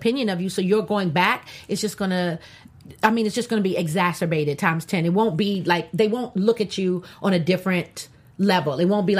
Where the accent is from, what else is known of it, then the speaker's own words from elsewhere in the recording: Louisiana, United States; I'm from Louisiana.